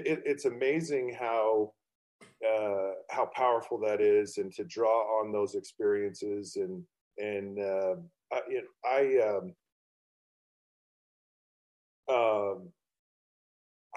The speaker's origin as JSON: {"language": "English", "region": "Utah", "country": "United States", "tie": "born or raised there", "said": "I grew up in a small town too. And I grew up in Utah"}